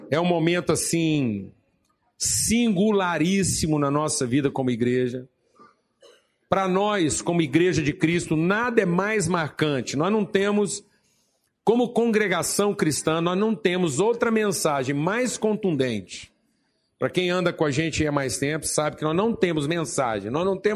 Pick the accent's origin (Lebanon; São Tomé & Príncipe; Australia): Lebanon; Zahle, Beqaa; fui trabalhar no meu ministério na minha terra natal em Zahlen.